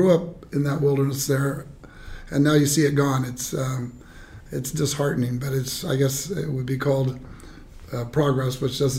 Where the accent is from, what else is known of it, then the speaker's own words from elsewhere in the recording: Orange County, Southern California, United States; I was born in Southern California at a time that it was really farmland.